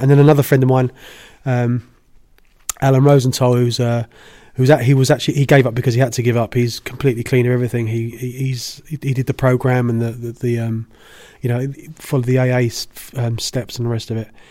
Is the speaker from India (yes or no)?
no; United Kingdom; I'm British